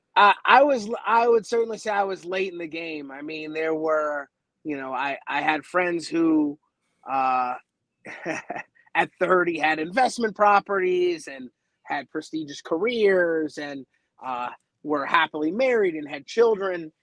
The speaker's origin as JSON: {"language": "English", "town": "Baltimore", "region": "Maryland", "country": "United States", "moved": "yes", "lives_now": "Los Angeles, United States", "said": "I'm originally from the Baltimore area"}